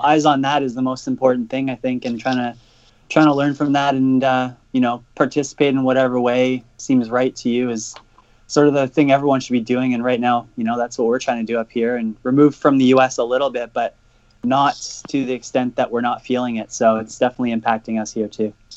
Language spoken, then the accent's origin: English; Canada; as a Canadian